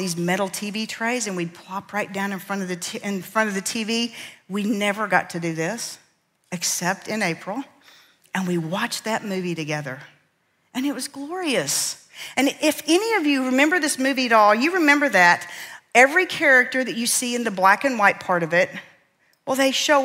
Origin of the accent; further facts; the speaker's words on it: central Kansas, United States; I grew up in Kansas, right in the middle of central Kansas, Tornado Alley. And our little town of 350 people